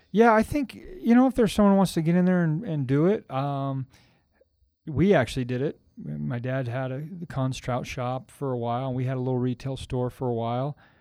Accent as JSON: {"language": "English", "town": "Logan", "region": "Utah", "country": "United States", "tie": "born or raised there", "said": "It's my hometown"}